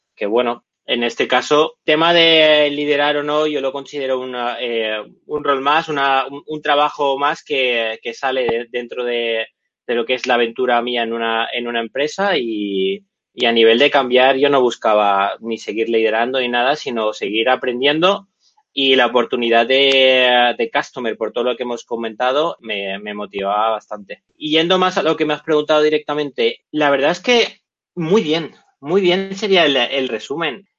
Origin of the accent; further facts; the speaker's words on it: Barcelona, Catalonia, Spain; soy de Barcelona